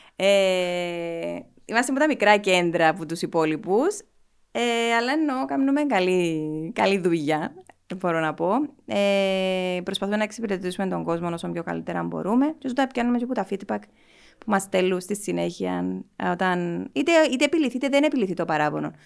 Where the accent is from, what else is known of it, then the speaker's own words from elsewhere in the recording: Nicosia, Nicosia District, Cyprus; είμαι από τη Λευκοσία, γεννήθηκα στη Λευκοσία.